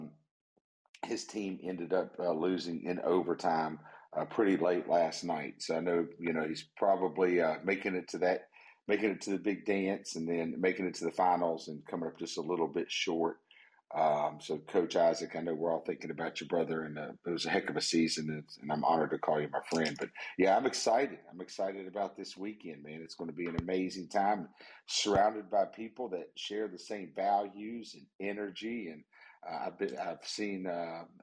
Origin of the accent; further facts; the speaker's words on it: West Virginia, United States; the wonderful, beautiful state of West Virginia, my home state.